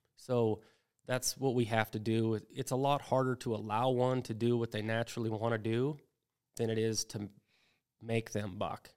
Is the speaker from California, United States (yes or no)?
no; Wyoming, United States; I grew up in Wyoming